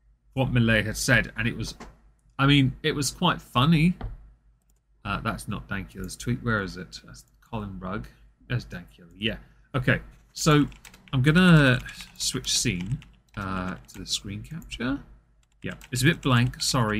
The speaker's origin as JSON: {"language": "English", "region": "England", "country": "United Kingdom", "said": "I'm English"}